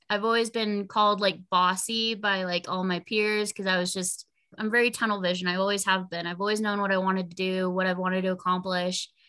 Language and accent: English; Corona, California, United States; Cool, oh, man. Uh, so Corona and just like the Inland Empire is very heavy into action sports.